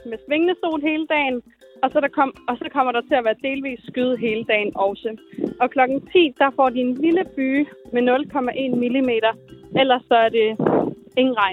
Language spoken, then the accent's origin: Danish; Lysabild, Southern Denmark, Denmark